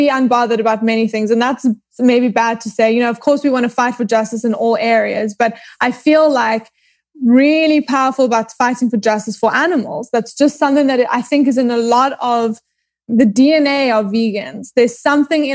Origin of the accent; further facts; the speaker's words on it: Johannesburg, Gauteng, South Africa; moved away as an adult; also born or lived in Cape Town, South Africa / New York, United States; now in Los Angeles, United States; I was born in Cape Town, grew up in Johannesburg, and then moved back to Cape Town